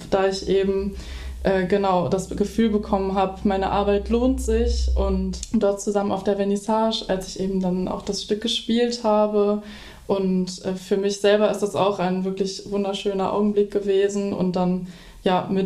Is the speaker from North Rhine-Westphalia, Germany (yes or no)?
yes; Dortmund, North Rhine-Westphalia, Germany; now in Düsseldorf, Germany; ich bin 20 Jahre alt und äh, komme aus Dortmund-Kirchderne. Meine Heimat ist also eben zwischen Dortmund und Lünen quasi. Und äh, nun wohne ich aber in Düsseldorf